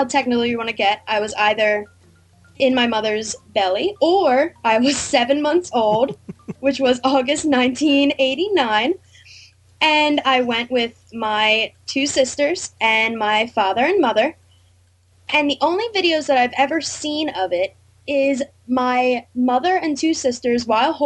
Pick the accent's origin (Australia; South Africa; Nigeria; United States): United States; Langhorne, Pennsylvania; also born or lived in Ithaca, New York; I'm from Langhorne, Pennsylvania